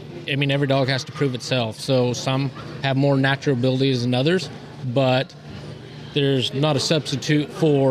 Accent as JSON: {"language": "English", "town": "Wallowa", "region": "Oregon", "country": "United States", "said": "Northeast Oregon, Wallowa, Oregon."}